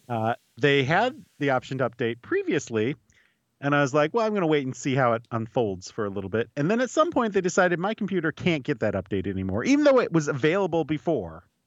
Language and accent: English; United States; I'm an American.